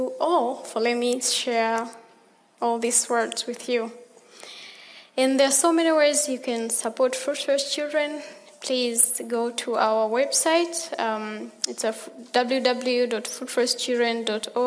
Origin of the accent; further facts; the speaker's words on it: Tanzania; I came from Tanzania, and I'll be here for 7 weeks